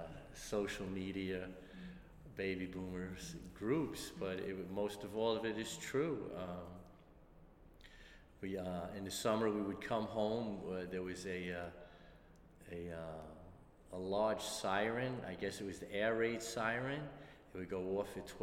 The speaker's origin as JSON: {"language": "English", "town": "New York City", "region": "New York", "country": "United States", "tie": "born or raised there", "also_born_or_lived": "Bronx, New York", "said": "I was born in the Bronx, but we came to Brooklyn when I was three, and we moved into 636 Brooklyn Avenue. So it's a Brooklyn story. I grew up on Brooklyn Avenue in Brooklyn."}